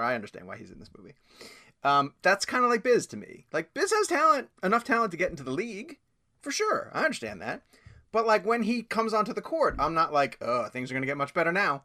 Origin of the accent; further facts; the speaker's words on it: New York, United States; also born or lived in Washington, D.C. area; now in North Carolina, United States; I moved down here from the D C area, but I'm from New York originally, like way back in the day.